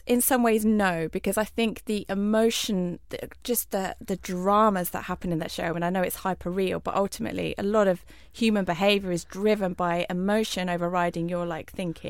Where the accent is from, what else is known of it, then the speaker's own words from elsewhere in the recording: Southend, East of England, United Kingdom; Yes, I am an Essex girl. I'm proud of that. I was born in Southend. Didn't spend a lot of time there.